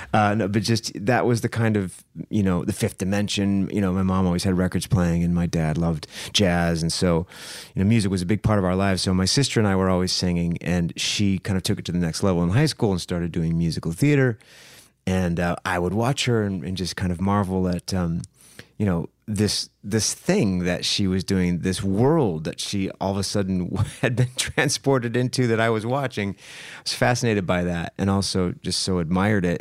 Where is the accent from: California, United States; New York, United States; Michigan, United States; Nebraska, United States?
Michigan, United States; Saginaw; I grew up in Saginaw, Michigan, which is, uh, right in the middle of the state.